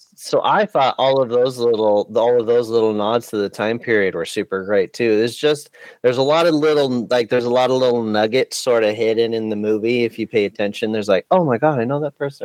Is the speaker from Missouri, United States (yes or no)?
no; California, United States; Growing up in California, we learn a lot of these old like folk songs